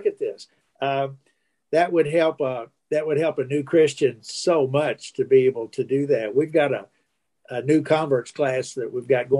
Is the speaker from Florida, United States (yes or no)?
no; Kentucky, United States; also born or lived in Illinois; I was born in Illinois, but we moved to Kentucky